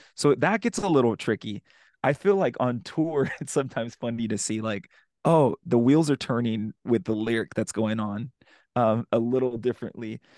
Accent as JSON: {"language": "English", "town": "San Antonio", "region": "Texas", "country": "United States", "tie": "born or raised there", "moved": "yes", "said": "San Antonio, which is my hometown. That's where I'm from"}